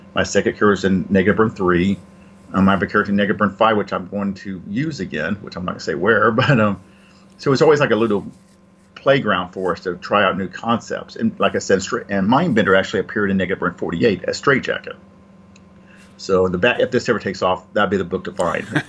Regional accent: Georgia, United States; moved away as an adult; also born or lived in Michigan; I was in Michigan at Caliber, and I'm from Georgia.

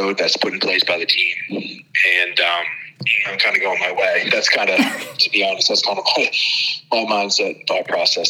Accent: New Jersey, United States; now in Maryland, United States; So, but I am from New Jersey.

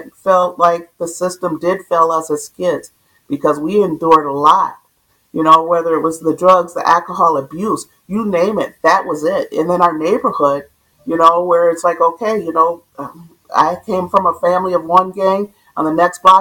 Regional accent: Minneapolis, Minnesota, United States; I grew up in South Minneapolis.

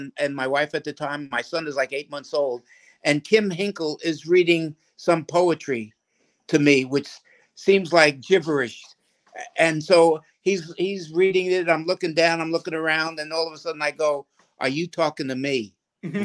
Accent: New York City, New York, United States; moved away as an adult; now in Austin, United States; I'm from a small Texas town in the Bronx.

